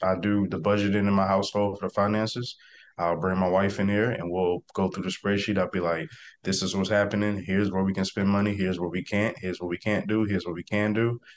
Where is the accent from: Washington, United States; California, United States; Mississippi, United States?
Mississippi, United States; South; I am from South Mississippi, small town. Uh, the neighborhood is called Catahoula, so nobody knows what that is. So, I typically just tell everybody I'm from Biloxi, Gulfport, Mississippi area.